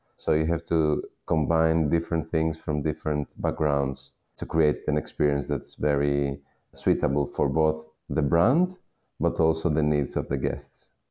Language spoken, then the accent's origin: English; Western Peloponnese, Western Greece, Greece; I was born and raised in the Western Peloponnese, in the region of the Ximenes